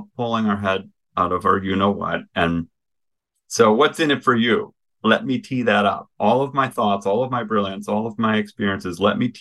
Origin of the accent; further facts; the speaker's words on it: Midwest, United States; I'm from the Midwest.